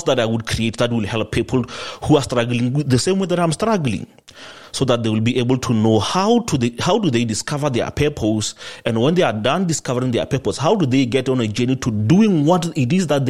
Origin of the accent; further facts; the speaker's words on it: South Africa; I grew up here in South Africa